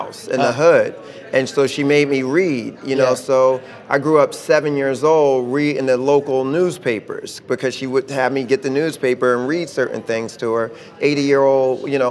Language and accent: English; Philadelphia, Pennsylvania, United States; growing up in West Philly, it was, you know, we grew up in a tough neighborhood.